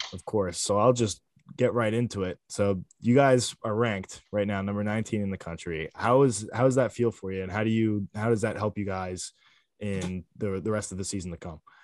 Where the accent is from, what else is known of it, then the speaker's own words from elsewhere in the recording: Lehigh Valley, Pennsylvania, United States; my hometown rivalry is uh, Lehigh and Lafayette